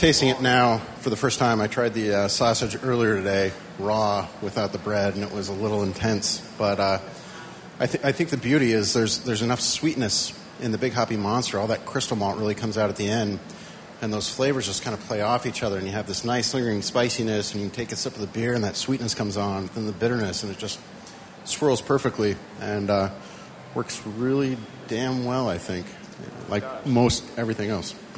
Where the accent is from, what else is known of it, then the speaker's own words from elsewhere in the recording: Lincoln, Nebraska, United States; now in Colorado, United States; I'm a native from Lincoln, Nebraska